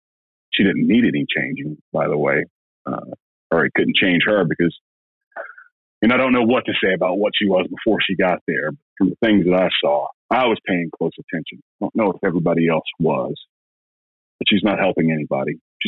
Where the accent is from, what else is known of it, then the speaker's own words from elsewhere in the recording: Alabama, United States; now in Georgia, United States; I'm from Alabama